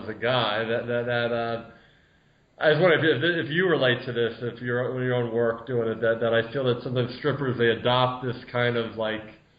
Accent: Philadelphia area, Pennsylvania, United States; I grew up in the Philly area

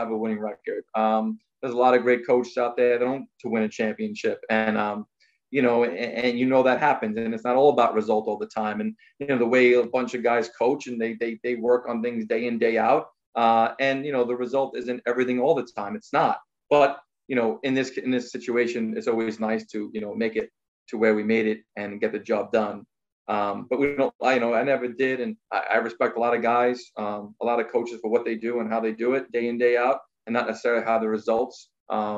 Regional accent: New York City, New York, United States; I grew up on Staten Island, played at Staten Island Little League

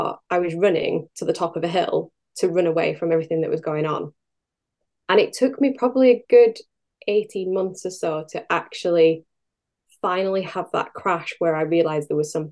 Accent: Gairloch, Scotland, United Kingdom; moved away; I grew up in Gerlach on the West Coast, and it really is in the heart of the Highlands

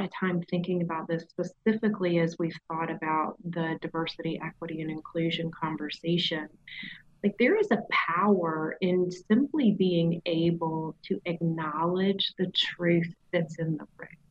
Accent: the South, United States; accent: southern

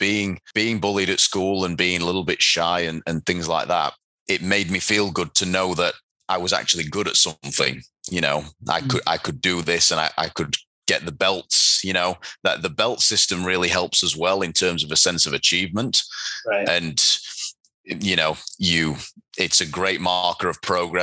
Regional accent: Doncaster, Yorkshire and the Humber, United Kingdom; Taekwondo athletes from Doncaster, my hometown

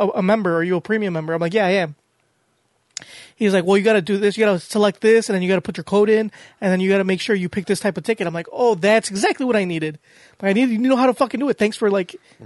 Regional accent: United States; accent: American; my American accent

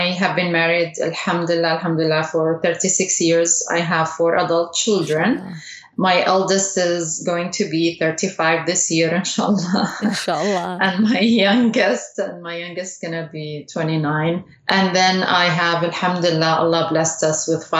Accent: Saudi Arabia; I was raised in Saudi Arabia

